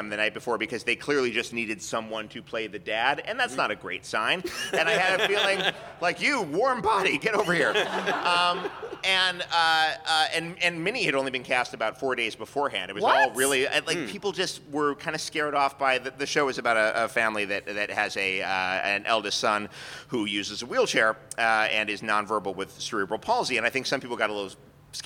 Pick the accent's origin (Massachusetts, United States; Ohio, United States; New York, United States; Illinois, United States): New York, United States; New York City; now in Los Angeles, United States; I grew up in Midtown Manhattan